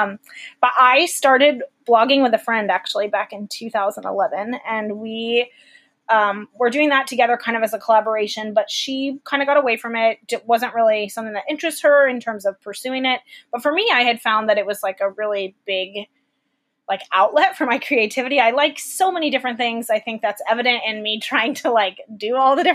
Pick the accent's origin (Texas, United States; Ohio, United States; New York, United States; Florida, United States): Florida, United States; Fort Myers; moved away as an adult; also born or lived in Tallahassee, Florida / Nashville, Tennessee; I grew up in Florida, Fort Myers, so like Southwest Florida